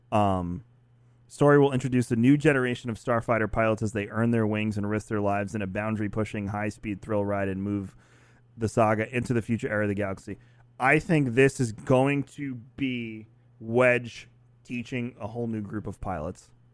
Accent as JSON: {"language": "English", "region": "New York", "country": "United States", "said": "I'm from New York"}